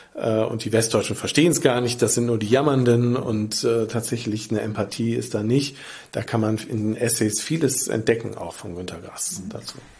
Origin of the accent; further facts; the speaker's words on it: near the Ruhr area, North Rhine-Westphalia, Germany; now in Lübeck, Germany; in meiner Heimat in der Nähe des Ruhrgebiets